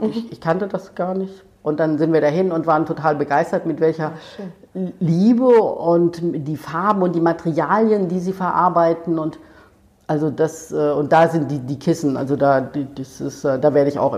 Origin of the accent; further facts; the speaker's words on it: Ludwigshafen, Rhineland-Palatinate, Germany; also ich komme ja aus der Pfalz, aus Ludwigshafen.